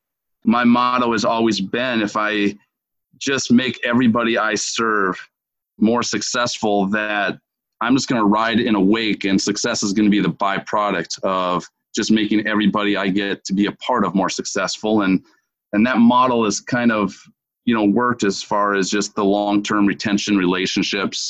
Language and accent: English; Minneapolis, Minnesota, United States; moved away as an adult; now in Fort Myers, United States; I'm originally from Minneapolis, Minnesota, and currently for the last 13 years have lived down here in Southwest Florida